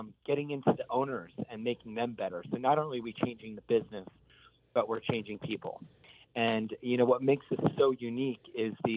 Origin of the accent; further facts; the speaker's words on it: Bucks County, Pennsylvania, United States; moved away as an adult; also born or lived in Philadelphia; now in California, United States; I grew up in Bucks County, just north of the city. But I grew up working as a kid down the Italian Market on South 9th Street.